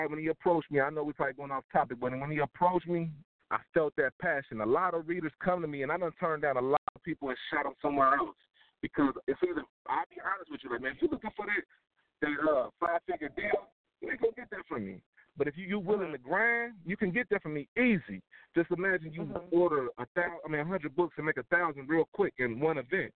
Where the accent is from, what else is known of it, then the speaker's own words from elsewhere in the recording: Dayton, Ohio, United States; now in Charlotte, United States; I'm in Charlotte right now, but I'm from Dayton, Cincinnati area.